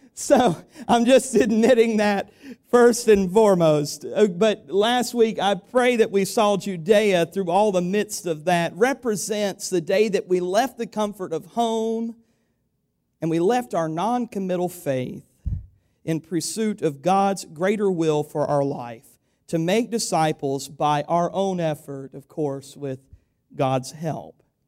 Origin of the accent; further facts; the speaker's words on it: United States; we have as Americans in this country